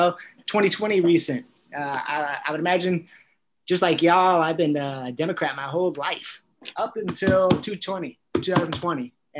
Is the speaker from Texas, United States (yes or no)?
no; Northern California, United States; I'm from California, also Northern California, but we're all California.